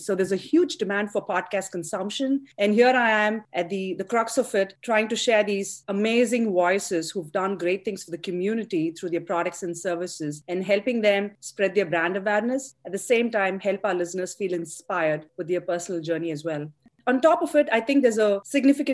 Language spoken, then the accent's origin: English; India; moved away as an adult; also born or lived in Chennai, India; now in United States; I grew up in India. I did my undergrad in engineering in Chennai, Madras, the southern part of India. And then I came to the US to pursue my education